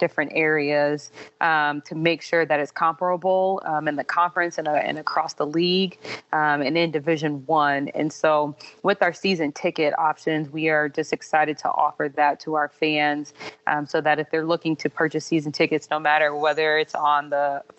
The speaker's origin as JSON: {"language": "English", "region": "Illinois", "country": "United States", "also_born_or_lived": "Louisiana", "moved": "yes", "lives_now": "Georgia, United States", "said": "I'm a Midwesterner at heart, so I'm originally from Illinois."}